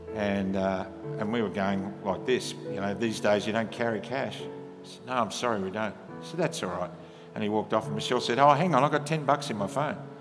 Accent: Australia; Comes with being an Aussie.

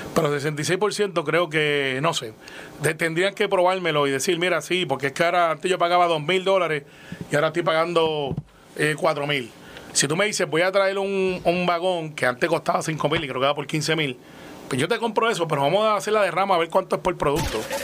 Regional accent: Puerto Rico; como somos los puertorriqueños

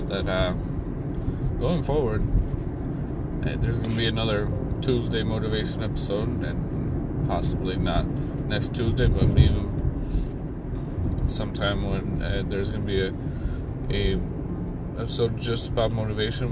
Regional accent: Albania; moved away

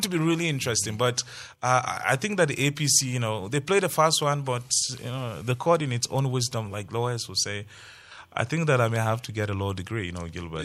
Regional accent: Plateau, Nigeria; I'm a Plateau, I'm from Plateau, and I know how our people love to work with their hands

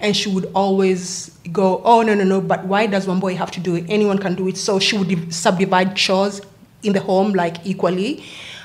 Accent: Nairobi, Kenya; also born or lived in Wollongong, Australia; now in Sydney, Australia; So I am from Kenya, born and raised in Nairobi

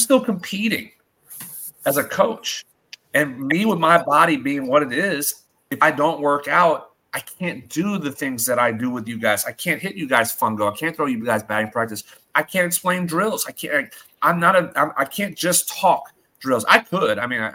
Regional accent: Louisiana, United States; moved away; I'm going to be in my home state.

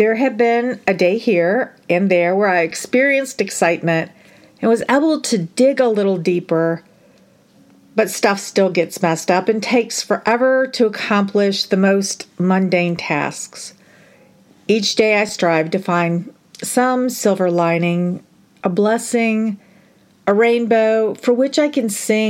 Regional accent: United States; I am ashamed to even align myself with being an American

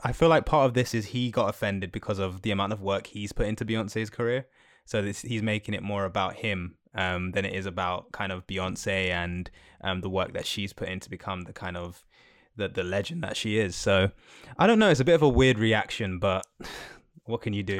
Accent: Jamaica; as a Jamaican

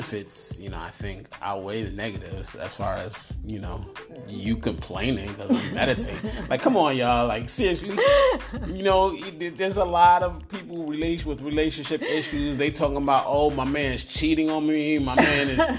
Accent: New York City, New York, United States; I'm a dude from the hood. I'm from New York City

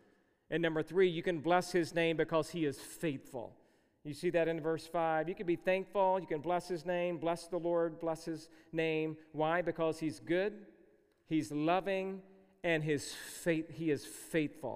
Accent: Georgia, United States; where I grew up in the South, I was born and raised in Georgia

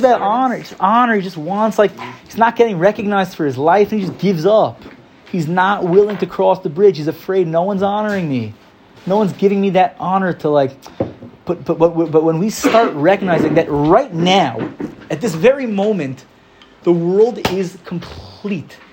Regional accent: United States; now in Israel; I'm American, I'm a little American guy

